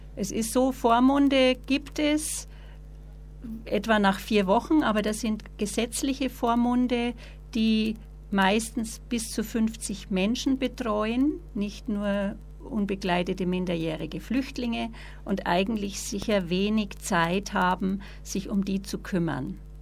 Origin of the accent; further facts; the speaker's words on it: Bavaria, Germany; bei uns in Bayern